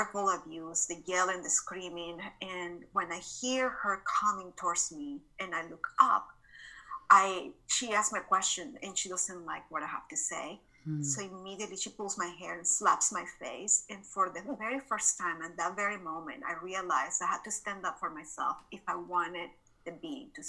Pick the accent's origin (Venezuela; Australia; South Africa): Venezuela; Caracas, Capital District; moved away as an adult; now in Dallas, United States; I was born and raised in Caracas, Venezuela. So this is not my Texan accent